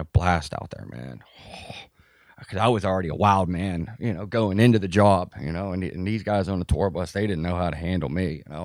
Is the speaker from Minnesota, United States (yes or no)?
no; Pittsburgh, Pennsylvania, United States; moved away as an adult; also born or lived in Florida; I grew up in Pittsburgh.